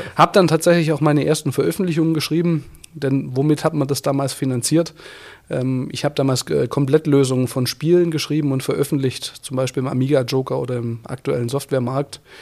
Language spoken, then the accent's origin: German; Swabian Jura, Baden-Württemberg, Germany; now in Bavaria, Germany; ich bin ja auf der Schwäbischen Alb aufgewachsen, auf einem kleinen Dorf